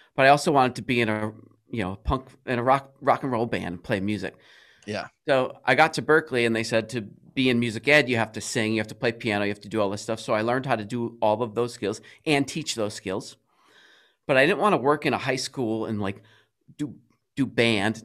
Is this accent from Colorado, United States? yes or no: no; Cranston, Rhode Island, United States; I'm from Cranston, Rhode Island.